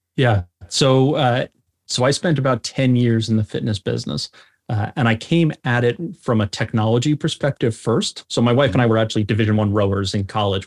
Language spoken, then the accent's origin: English; North Shore of Long Island, New York, United States; moved away as an adult; also born or lived in Birmingham, Alabama; I grew up on the North Shore of Long Island